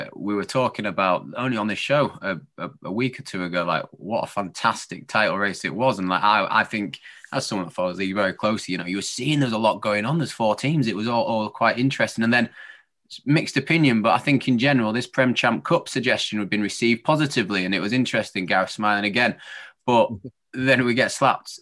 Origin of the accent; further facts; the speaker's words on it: Yorkshire and the Humber, United Kingdom; As a Yorkshireman